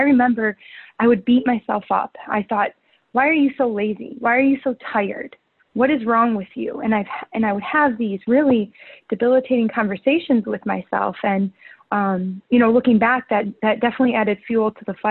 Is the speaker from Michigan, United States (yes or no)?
yes; right outside of Detroit, Michigan, United States; moved away as an adult; also born or lived in Chicago, Illinois; now in Hermosa Beach, United States; I actually was born and raised right outside of Detroit, Michigan.